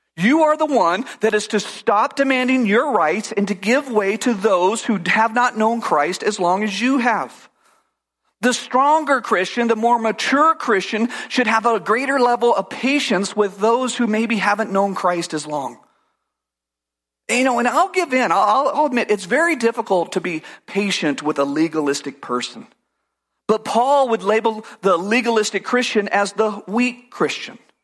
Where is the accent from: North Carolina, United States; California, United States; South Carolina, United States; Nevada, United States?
California, United States; I grew up in California